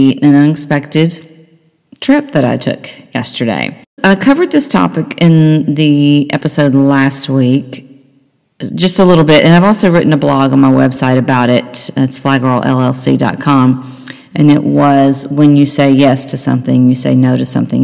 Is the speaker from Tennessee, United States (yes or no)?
yes; Nashville, Tennessee, United States; now in Cincinnati, United States; I'm from Nashville. That's where my mother and sister live